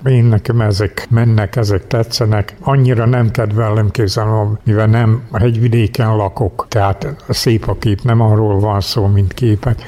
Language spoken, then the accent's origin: Hungarian; Banat, Kanizsa municipality, Vojvodina, Serbia; bánáttól származom, Kanizsamon-Ostorról